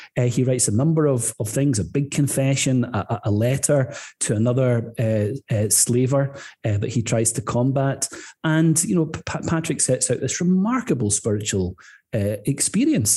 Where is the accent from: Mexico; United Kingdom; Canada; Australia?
United Kingdom; Scotland; moved away; also born or lived in Northern Ireland; I was a boy growing up in Scotland, but coming back here for holidays with my grandparents